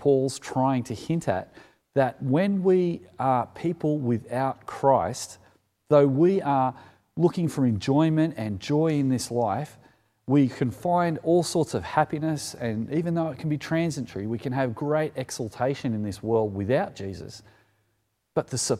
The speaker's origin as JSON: {"language": "English", "town": "Sydney", "region": "New South Wales", "country": "Australia", "tie": "born or raised there", "said": "as a kid growing up in the Sutherland Shire"}